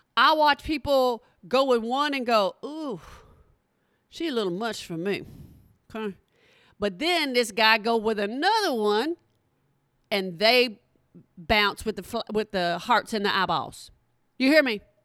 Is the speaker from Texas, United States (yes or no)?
yes; Texas, United States; from Texas